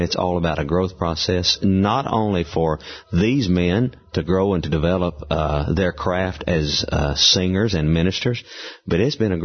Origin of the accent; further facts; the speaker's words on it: the South, United States; growing up in the South